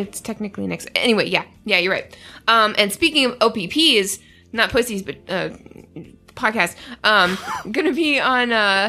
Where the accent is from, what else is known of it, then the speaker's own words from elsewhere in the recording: Canada; I'm Canadian.